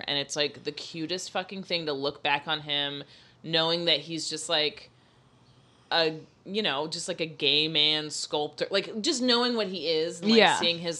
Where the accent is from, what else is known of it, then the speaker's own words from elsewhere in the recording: Florida, United States; But I am from Florida